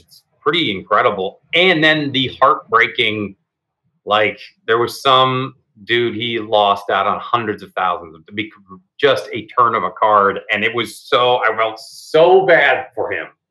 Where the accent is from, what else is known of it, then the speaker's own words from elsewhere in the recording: Seattle, Washington, United States; I grew up in the Seattle before Microsoft, Starbucks, and Amazon